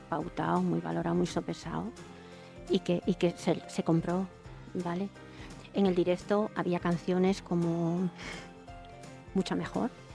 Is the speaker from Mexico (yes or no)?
no; Navia, Asturias, Spain; yo que soy de Navia, que es un pueblo pequeño